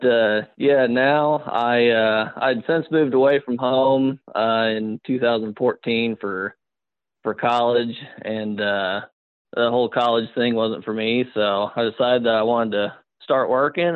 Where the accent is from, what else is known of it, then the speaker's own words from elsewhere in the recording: Bonne Terre, Missouri, United States; I'm originally out of Bon Terre, Missouri. Grew up in a hunting family down there